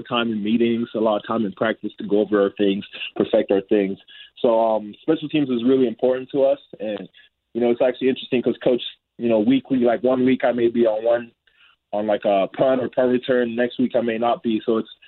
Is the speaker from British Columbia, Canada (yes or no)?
yes; BC, British Columbia, Canada; moved away; I'm actually from BC, so it's playing my hometown team.